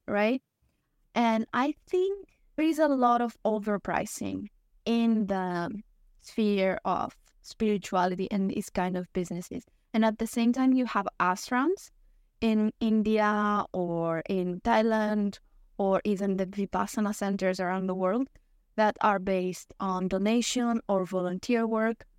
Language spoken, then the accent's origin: English; Greece; I am from Greece